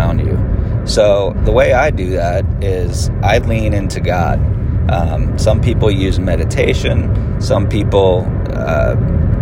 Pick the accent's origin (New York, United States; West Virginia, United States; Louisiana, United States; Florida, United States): Florida, United States; also born or lived in Pennsylvania; I was born in Pennsylvania, but I've lived in Florida since I was 10